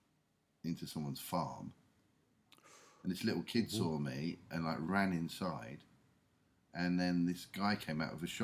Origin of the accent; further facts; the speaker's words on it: England, United Kingdom; I'm English.